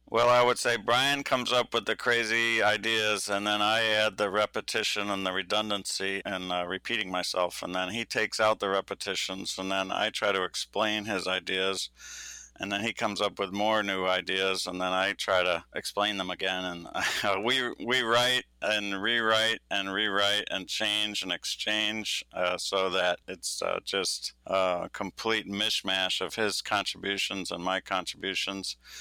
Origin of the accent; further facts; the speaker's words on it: Michigan, United States; I'm from Michigan.